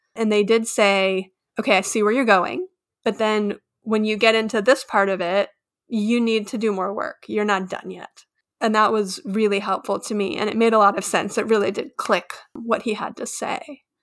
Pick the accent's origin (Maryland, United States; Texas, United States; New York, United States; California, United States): Texas, United States; I'm also from Texas